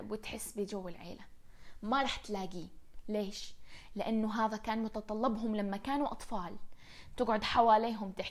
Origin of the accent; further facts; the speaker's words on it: Riyadh, Riyadh Province, Saudi Arabia; كان كثير ياخذنا على مدينة الملاهي نلعب فيها لما كنا صغار بالرياض الذكريات من الروح على مدينة الملاهي إلى الآن محفورة محفورة براسي